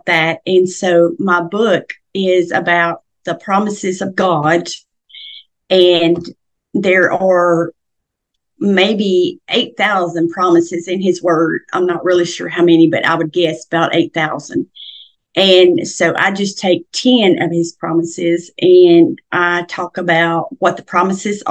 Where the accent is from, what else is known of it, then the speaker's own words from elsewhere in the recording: Middle Tennessee, United States; I was born and raised in Middle Tennessee, and I grew up on a farm